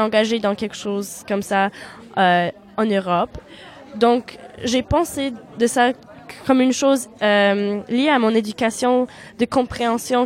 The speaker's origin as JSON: {"language": "French", "town": "Winnipeg", "region": "Manitoba", "country": "Canada", "tie": "born or raised there", "first_language": "Polish", "second_language": "French", "moved": "as an adult", "lives_now": "Tours, France", "said": "j'étais née au Canada, mhm. à Winnipeg"}